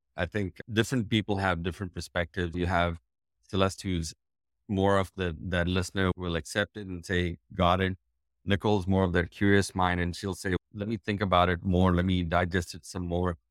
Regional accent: India; moved away as an adult; now in United States

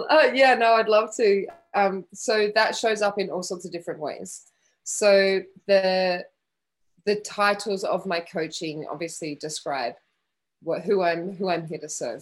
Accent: Western Australia, Australia; moved away as an adult; also born or lived in Geraldton, Australia / Perth, Australia / London, United Kingdom; I was born in a really small country town in Western Australia called Geraldton. And we moved to Perth when I was 10.

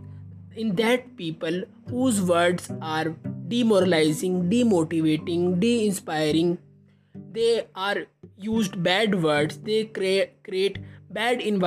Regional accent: India; I am from India.

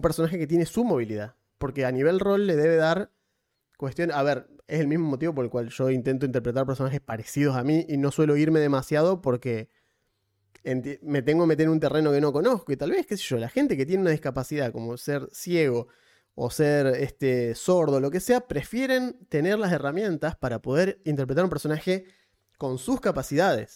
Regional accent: Argentina; no soy de Tucumán soy argentino

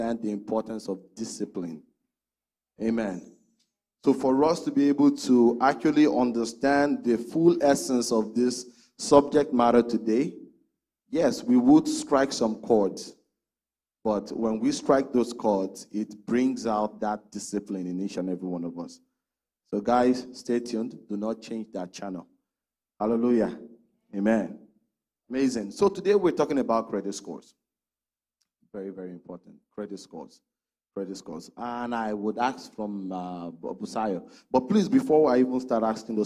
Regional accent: Nigeria; now in Canada; I'm from Nigeria, not everyone is from Nigeria, but I'm from Nigeria

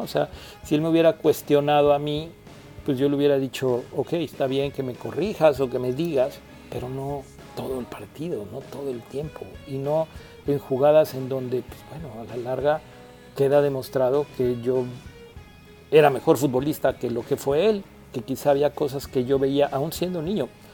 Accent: Mexico; now in United States; el ser mexicano

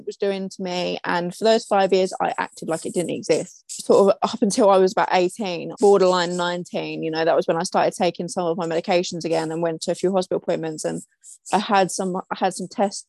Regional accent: London, United Kingdom; I am from London in the UK

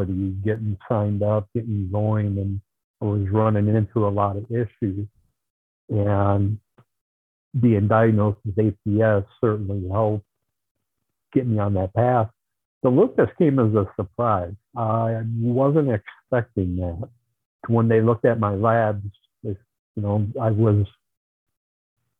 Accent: Marshall, Wisconsin, United States; I'm from Marshall, Wisconsin, which is just east of Madison

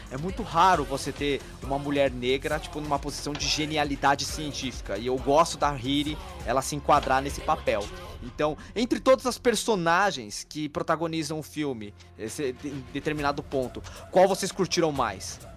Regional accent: Brazil; A gente, os brasileiros, não temos o costume de nos enxergar como latino

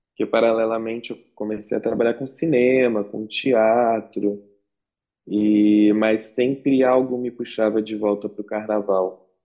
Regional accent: Guaratinguetá, São Paulo, Brazil; moved away as an adult; also born or lived in Rio de Janeiro; Eu nasci em Guaratinguetá, no interior de São Paulo

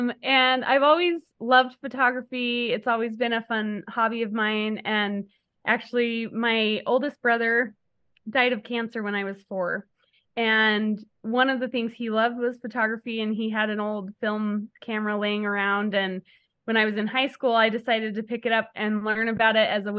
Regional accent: Utah, United States; also born or lived in New Mexico / California / Kansas; I was born in New Mexico, lived in California, Utah, Kansas, back to Utah. And I've been here ever since the middle of high school. So I call Utah home

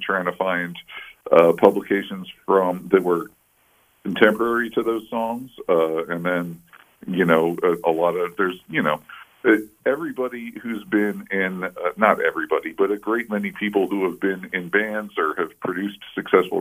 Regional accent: Baltimore, Maryland, United States; Baltimore Sun, my hometown newspaper

